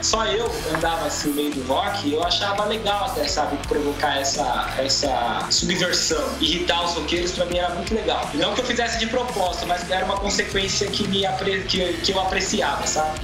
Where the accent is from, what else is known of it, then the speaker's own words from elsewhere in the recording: Osasco, São Paulo, Brazil; Eu sou de Osasco